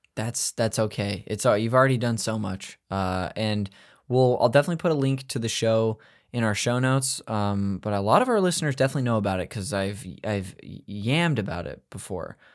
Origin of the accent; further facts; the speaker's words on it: Modesto, California, United States; I'm north of that. I'm from Modesto.